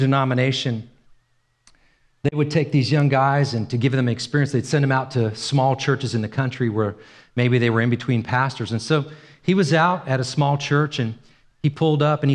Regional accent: Los Angeles, California, United States; also born or lived in Ireland; I grew up in Los Angeles

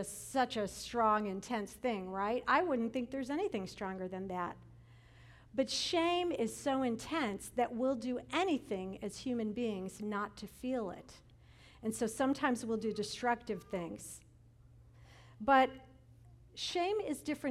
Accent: Chicago, Illinois, United States; I'm from Chicago

